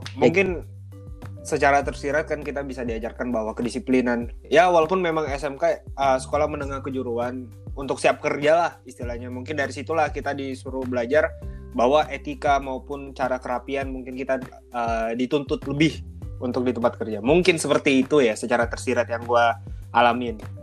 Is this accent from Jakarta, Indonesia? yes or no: no; Makassar, South Sulawesi, Indonesia; also born or lived in Gowa; saya dari sini dari Makassar, uh, sekolah saya Telkom